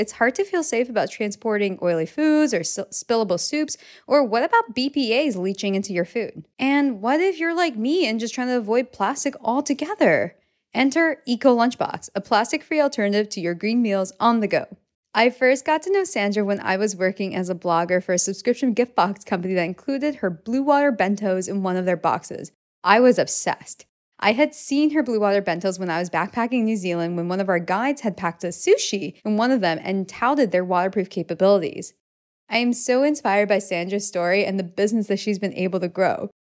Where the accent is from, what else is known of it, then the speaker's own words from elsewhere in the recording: Hawaii, United States; I grew up in Hawaii.